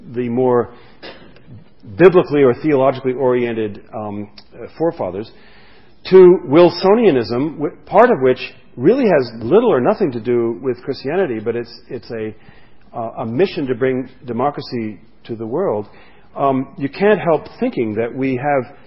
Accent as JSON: {"language": "English", "country": "France", "tie": "born or raised there", "moved": "yes", "said": "where I grew up in France"}